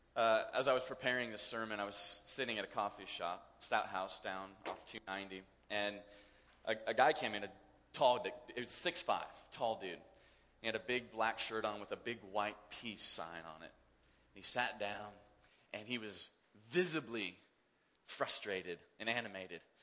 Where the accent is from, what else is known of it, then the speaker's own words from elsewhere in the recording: Kansas, United States; I grew up in Kansas